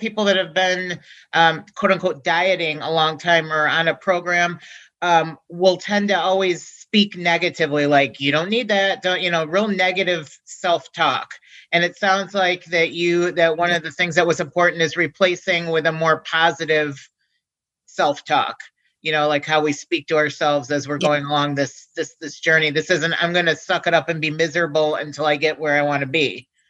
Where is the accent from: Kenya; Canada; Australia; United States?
United States; Midwest; I'm from the Midwest, mm-hmm. They say pop.